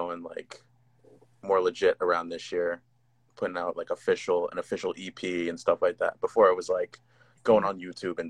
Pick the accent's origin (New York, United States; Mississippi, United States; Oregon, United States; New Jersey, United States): New Jersey, United States; I'm from Jersey, Central Jersey by the shore